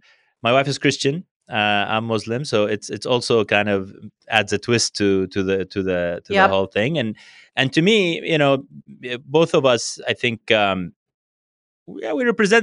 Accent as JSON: {"language": "English", "country": "Brazil", "tie": "born there", "said": "And then I was born in Brazil."}